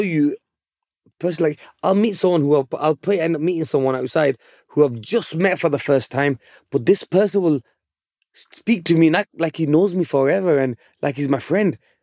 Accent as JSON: {"language": "English", "town": "Bolton", "region": "North West England", "country": "United Kingdom", "said": "I'm from Bolton, England."}